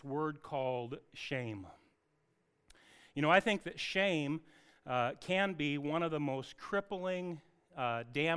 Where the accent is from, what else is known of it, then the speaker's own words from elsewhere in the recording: Anacortes, Washington, United States; I grew up in Anacortes with an Evans family